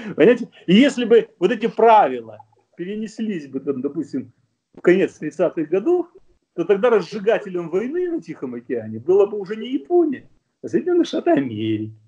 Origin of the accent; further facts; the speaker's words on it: Russia; now in Germany; я, русский немец